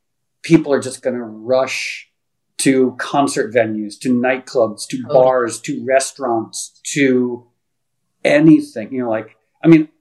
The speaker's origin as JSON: {"language": "English", "country": "United States", "tie": "born or raised there", "also_born_or_lived": "Connecticut / New York", "moved": "yes", "lives_now": "Los Angeles, United States", "said": "I grew up in Connecticut and New York"}